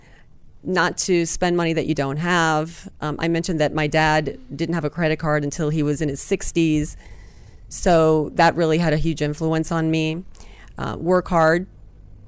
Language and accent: English; Montgomery County, Maryland, United States; I grew up in Montgomery County, Maryland.